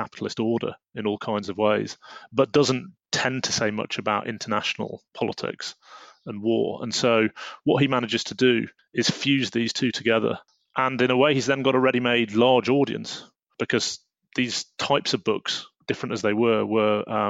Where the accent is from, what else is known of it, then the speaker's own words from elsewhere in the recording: United Kingdom; as a Brit, it's relatively unusual at the time to be calling for the overthrow of the monarchy